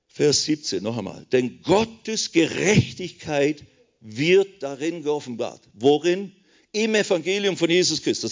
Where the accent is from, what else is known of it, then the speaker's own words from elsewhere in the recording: Switzerland; ich bin ja Schweizer, Bünzli, klein, alles klein